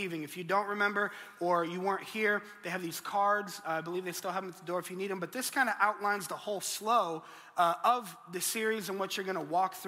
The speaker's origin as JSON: {"language": "English", "region": "Colorado", "country": "United States", "moved": "yes", "said": "I'm originally from Colorado and I'm a Denver Broncos fan"}